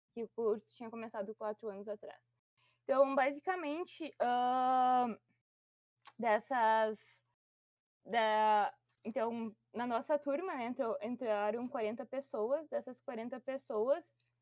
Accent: Ijuí, Rio Grande do Sul, Brazil; moved away; eu sou natural de Juí, no Rio Grande do Sul

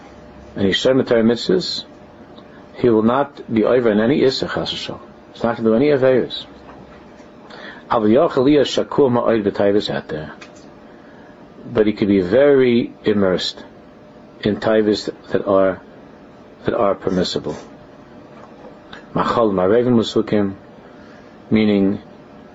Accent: New York City, New York, United States; I'm from Flushing

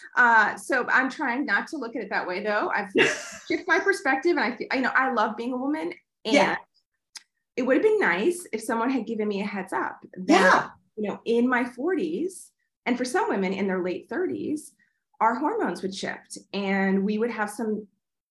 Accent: New York, United States; moved away; I'm originally from New York

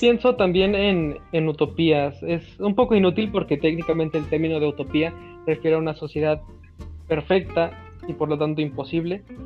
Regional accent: Mexico; Así somos los mexicanos

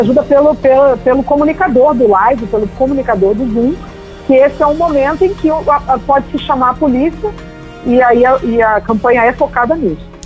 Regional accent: Rio de Janeiro, Brazil; eu sou carioca

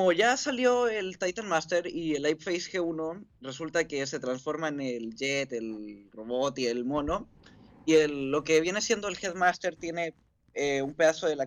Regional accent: Chile

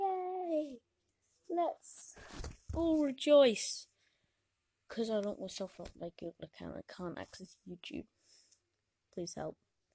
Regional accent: South West England, United Kingdom; Listen, I am actually from Devon, okay? You can't really hear it from my accent, but I'm from Devon, okay?

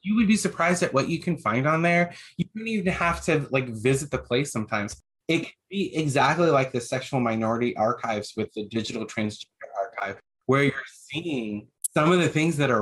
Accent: Iowa, United States; growing up in Iowa in the backwoods of nowhere in a town that nobody's heard

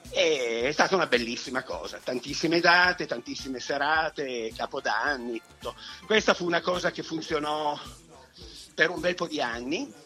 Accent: Turin, Piedmont, Italy; noi siamo di Torino

